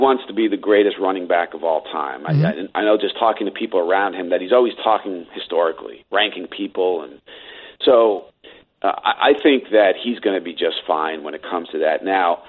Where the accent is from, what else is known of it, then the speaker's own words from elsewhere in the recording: New York City, New York, United States; I was born in the Bronx and spent really, I feel like, half my life there covering the Yankees.